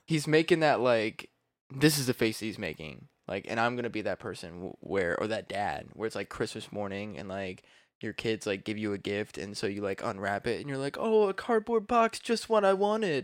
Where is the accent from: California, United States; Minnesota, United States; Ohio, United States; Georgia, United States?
Ohio, United States; Columbus